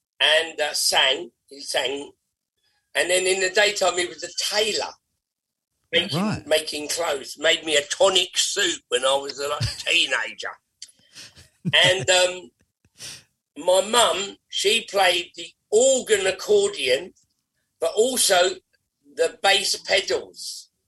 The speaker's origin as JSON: {"language": "English", "country": "Ireland", "said": "I like Irish music a lot. I like Ireland. I'm Irish."}